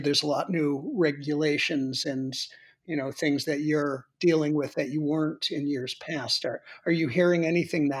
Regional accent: Boston, Massachusetts, United States; I'm from the Boston area

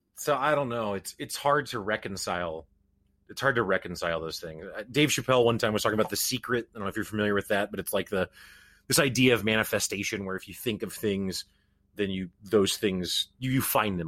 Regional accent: Springfield, Missouri, United States; I grew up in the Midwest. I'm from Springfield, Missouri

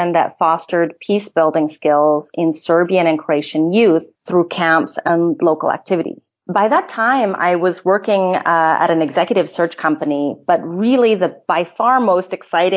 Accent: California, United States; moved away as an adult; also born or lived in Indiana / Austria; I'm originally from California, and I studied in Indiana

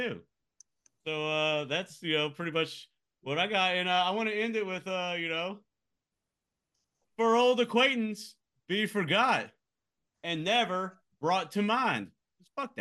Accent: Central Time Zone, United States; moved away; I grew up in the Central time zone

